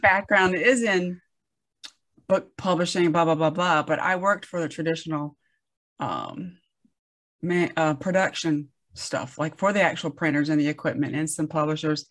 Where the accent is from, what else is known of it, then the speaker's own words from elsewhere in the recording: the South, United States; I grew up in the South